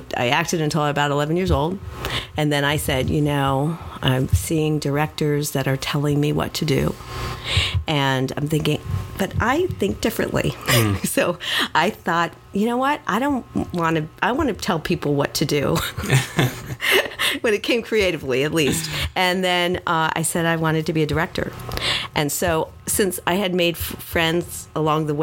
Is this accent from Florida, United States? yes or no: yes; Miami, Florida, United States; also born or lived in New York / Los Angeles / Louisiana; born and raised here in Miami, Southwest High School